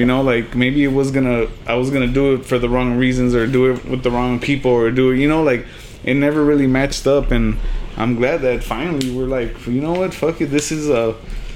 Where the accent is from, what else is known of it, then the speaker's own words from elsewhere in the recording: Elsa, Texas, United States; also born or lived in California / Progreso, Texas / Weslaco, Texas; I'm originally from Cali, but I moved down here like when I was like 5, and, you know, I was in Progreso, I was in Weslaco, and I ended up in Elsa